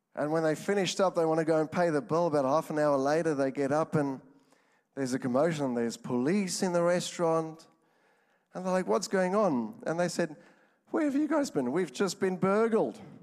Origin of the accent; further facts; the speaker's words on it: Johannesburg, Gauteng, South Africa; moved away; I'm from South Africa, Johannesburg